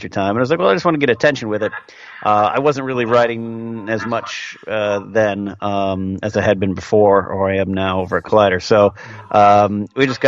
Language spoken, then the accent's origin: English; San Luis Obispo, California, United States; my hometown, San Luis Obispo